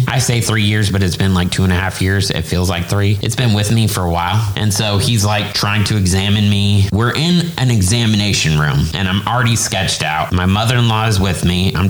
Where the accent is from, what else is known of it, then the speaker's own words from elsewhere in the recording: Indianapolis, Indiana, United States; now in Orlando, United States; because we're from Indianapolis.